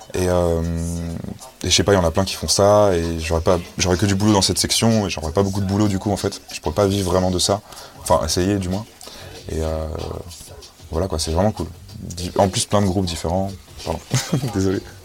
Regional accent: Paris, Île-de-France, France; also born or lived in Saint-Germain-en-Laye; now in Montreuil, France; j'ai grandi à Port de la Chapelle, chez ma mère

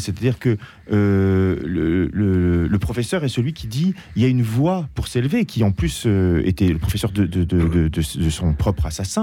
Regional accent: France; en tant que Français

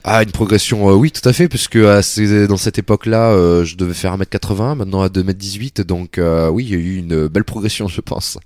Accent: Metz, Grand Est, France; C'était à Metz. Je suis né à Metz. J'ai fait mes, mes débuts, mes débuts d'athlétisme à Metz

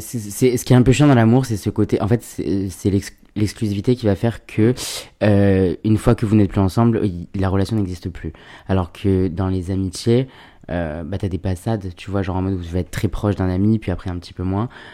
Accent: Alès, Occitania, France; also born or lived in Seine-Saint-Denis (93), Paris suburbs; on est descendu dans le Sud à l'âge de mes 3 ans, tout comme ça. Et j'ai grandi euh, dans un petit, une petite ville qui s'appelle Alès

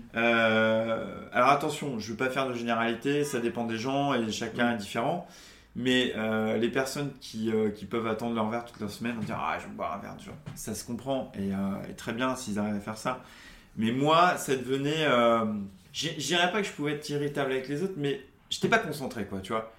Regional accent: Charente-Maritime, Nouvelle-Aquitaine, France; moved away as an adult; also born or lived in Toulouse; now in Paris, France; je suis originaire de Charente, Charente-Maritime, donc pas loin de mhm. Bordeaux

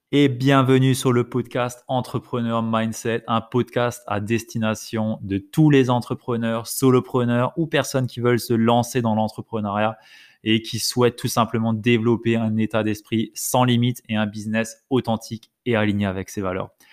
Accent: Alsace, Grand Est, France; je viens d'Alsace

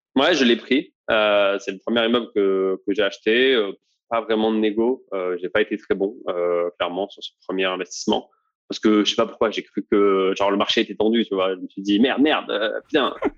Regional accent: Toulouse, Occitania, France; moved away as an adult; also born or lived in Bordeaux / Île-de-France; j'ai grandi en banlieue toulousaine. je suis resté là-bas pendant bah, toutes mes, en fait, depuis que je suis né jusqu'à la fin de mes études.

